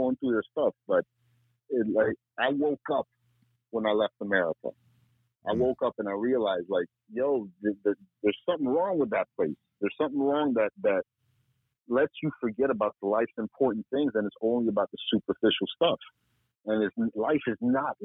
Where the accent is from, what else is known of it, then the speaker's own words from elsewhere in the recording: Miami, Florida, United States; moved away; also born or lived in Fort Lauderdale; I was born and raised in Miami. I've got that hustle mentality.